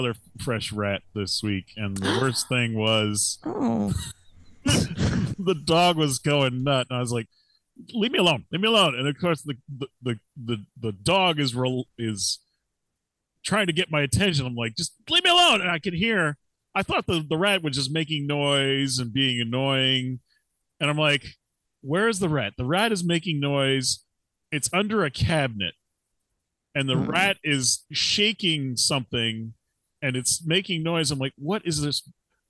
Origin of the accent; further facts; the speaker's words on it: New Hampshire, United States; Oh, I gotta kill all these rats here. I'm from New Hampshire.